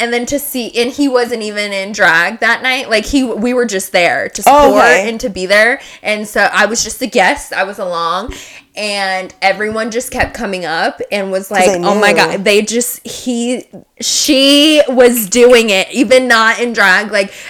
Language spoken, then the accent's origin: English; Las Vegas, Nevada, United States; we're from Las Vegas.